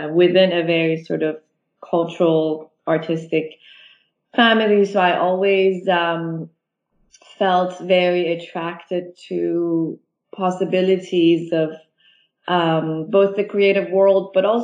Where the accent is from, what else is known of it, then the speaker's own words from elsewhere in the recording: Iran; also born or lived in Toronto, Canada; now in London, United Kingdom; I'm one of the many Iranians for who the family has been, you know, completely spread around the world